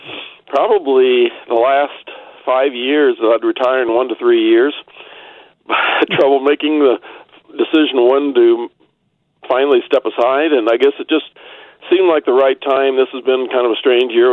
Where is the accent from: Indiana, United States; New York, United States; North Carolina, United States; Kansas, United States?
Kansas, United States; Hillsboro; also born or lived in Omaha, Nebraska / Newton, Kansas / Wichita, Kansas; I grew up in Hillsboro, Kansas, at least since I was 5 years old. I was born in Omaha